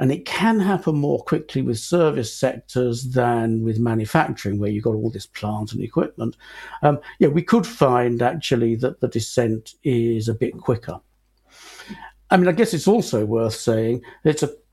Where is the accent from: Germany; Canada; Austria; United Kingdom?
United Kingdom; we as Britons, we as British taxpayers